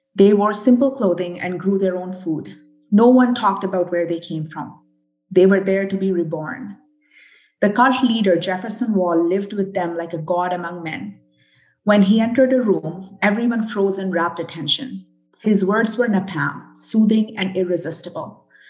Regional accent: British Columbia, Canada; also born or lived in Burnaby; BC gal through and through

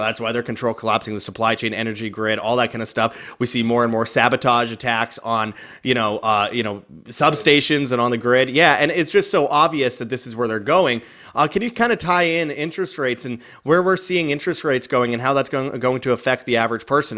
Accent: Canada; moved away; originally being Canadian

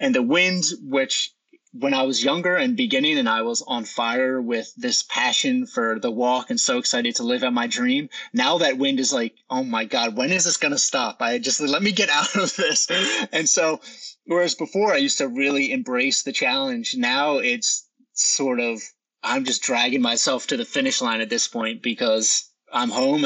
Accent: New Jersey, United States; I'll end in New Jersey in my hometown, Hand Township, where I started

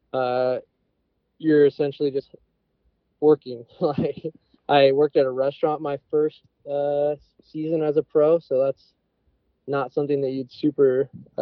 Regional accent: Pacific Northwest, United States; born and raised in the Pacific Northwest

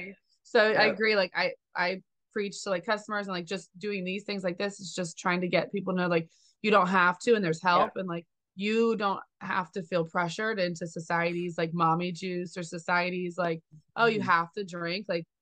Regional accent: Jersey Shore, New Jersey, United States; I grew up at the Jersey Shore as well

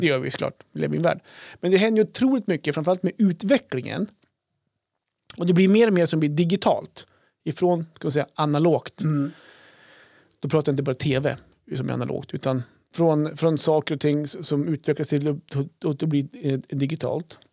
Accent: Krokom, Jämtland, Sweden; när jag var liten, när vi var liten, bodde i Krokom

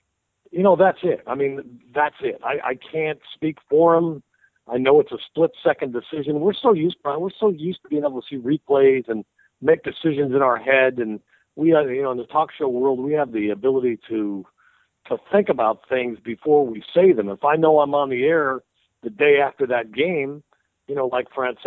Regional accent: Tarrytown, New York, United States; I grew up in Tarrytown. I was there till I went to college.

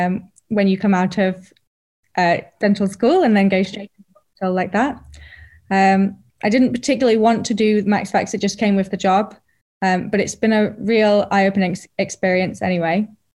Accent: Yorkshire and the Humber, United Kingdom; moved away as an adult; also born or lived in London; now in Leeds, United Kingdom; It was up near my hometown, so nice to be near family. So wanted to go back to Yorkshire after 6 years in London.

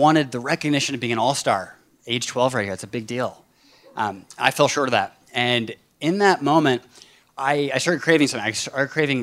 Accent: Bainbridge Island, Washington, United States; my hometown, Bainbridge Island, off the coast of Seattle

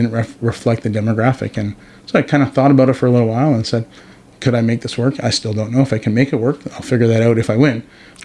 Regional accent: Toronto, Ontario, Canada; moved away as an adult; also born or lived in Vancouver, Canada / Burnaby, Canada; now in Powell River, Canada; I growing up in Toronto

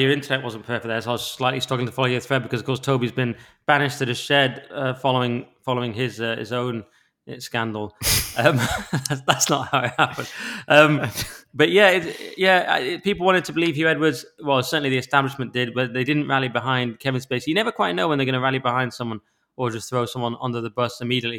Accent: England, United Kingdom; I'm an English

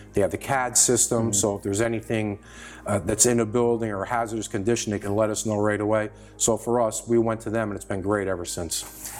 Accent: Sleepy Hollow, New York, United States; From North Tarrytown

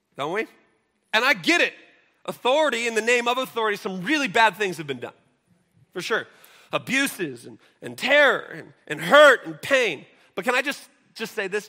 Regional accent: Seattle, Washington, United States; I grew up in Seattle

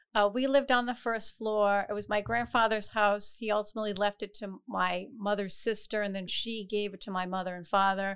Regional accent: Providence, Rhode Island, United States; Providence. I actually grew up in the, uh, West End.

